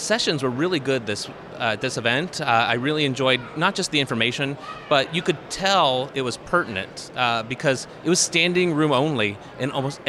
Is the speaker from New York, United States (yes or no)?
no; Wapakoneta, Ohio, United States; Yeah, I'm from Wapakoneta, Ohio. It's the home of Neil Armstrong and the Neil Armstrong Air and Space Museum.